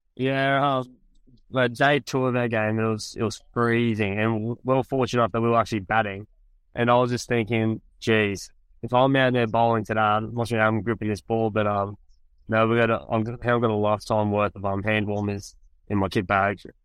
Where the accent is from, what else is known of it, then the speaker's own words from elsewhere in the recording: Gold Coast, Queensland, Australia; moved away as an adult; I grew up on the Gold Coast in the, back home in Australia, in Queensland